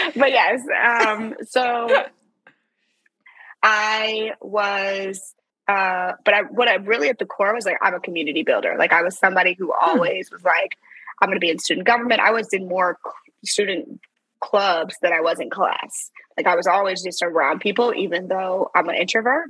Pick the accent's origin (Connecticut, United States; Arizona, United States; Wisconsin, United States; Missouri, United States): Missouri, United States; St. Louis; moved away; also born or lived in Silicon Valley; I'm from St. Louis